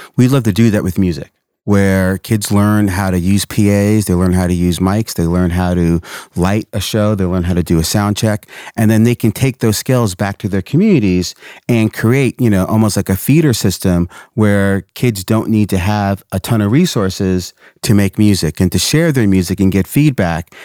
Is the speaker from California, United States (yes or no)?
no; Portland, Oregon, United States; I grew up in Portland